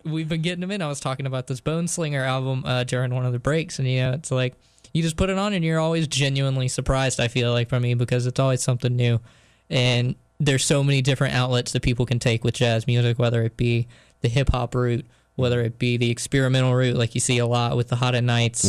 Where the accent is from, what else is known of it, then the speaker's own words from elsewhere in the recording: New Bern, North Carolina, United States; I was at a venue at my hometown back in New Bern